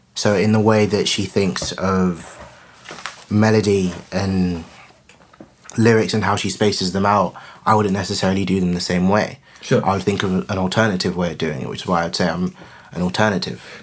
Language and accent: English; Coventry, West Midlands, United Kingdom; growing up in Coventry